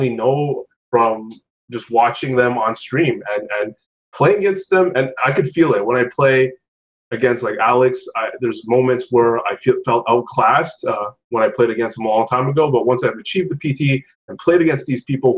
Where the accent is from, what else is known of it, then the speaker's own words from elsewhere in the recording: Canada; As a Canadian who lives in Quebec